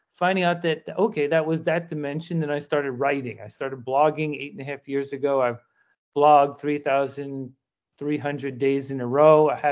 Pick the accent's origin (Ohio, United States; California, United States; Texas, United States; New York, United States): New York, United States; New York City; I spent a lot of my life growing up in the Bronx